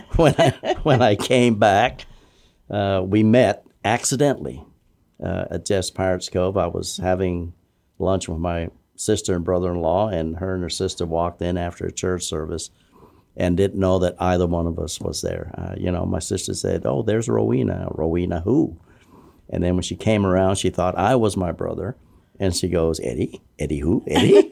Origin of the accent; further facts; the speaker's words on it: Guam; moved away as an adult; born and raised there in Guam.